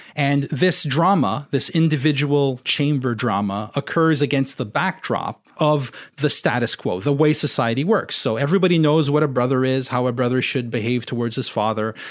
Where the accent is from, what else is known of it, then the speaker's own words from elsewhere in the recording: Ontario, Canada; first language French; English is a second language; I grew up in Ontario